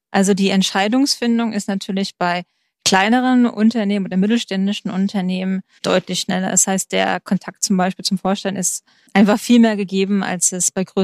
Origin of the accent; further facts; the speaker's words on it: Baden-Württemberg, Germany; Man muss dazu sagen, ich komme aus dem Schwarzwald